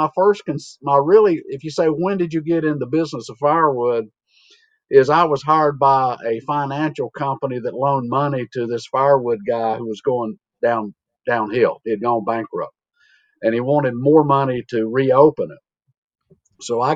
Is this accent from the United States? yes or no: yes; Iredell County, North Carolina, United States; from Western North Carolina, Iredell County in the Piedmont, 1,000 feet elevation. Grew up on the family farm and still have part of it that I live on